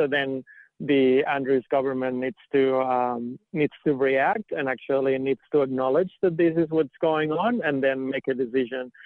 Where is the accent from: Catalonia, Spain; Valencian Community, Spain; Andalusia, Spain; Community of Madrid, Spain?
Catalonia, Spain; near Barcelona; moved away as an adult; now in Australia; I grew up in Spain, right? Like I've I've uh, I've been in Australia for about eight years, and I grew up in um, in Catalonia mm-hmm. and near Barcelona